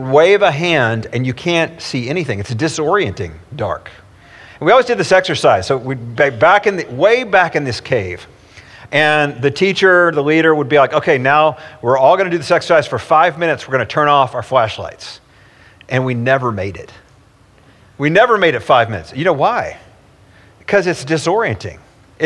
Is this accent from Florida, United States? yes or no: no; East Tennessee, United States; I grew up in East Tennessee, and every summer I went to summer camps where we explored wild caves